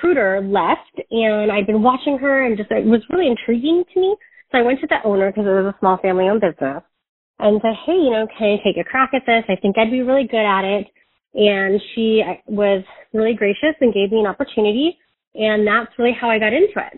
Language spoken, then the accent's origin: English; Medina, Washington, United States; moved away as an adult; also born or lived in Southern California / San Diego, California; now in California, United States; we moved up to Washington, and I grew up in Medina, Washington.